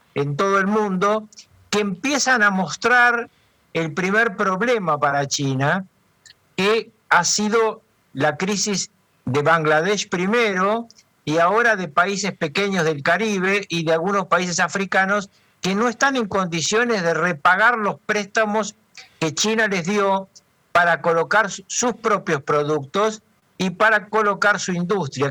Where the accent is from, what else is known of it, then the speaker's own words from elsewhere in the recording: Argentina; mi país